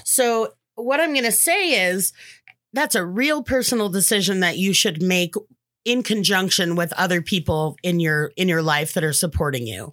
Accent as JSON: {"language": "English", "town": "Los Angeles", "region": "California", "country": "United States", "tie": "born or raised there", "said": "Born and raised in the San Fernando Valley, where Valley Girls come from"}